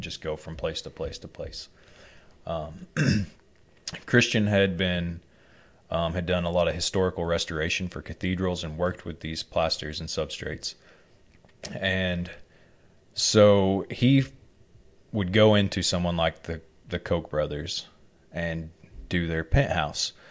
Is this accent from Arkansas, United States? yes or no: yes; Arkansas, United States; growing up in Arkansas, to earn a living, you have to be willing to do whatever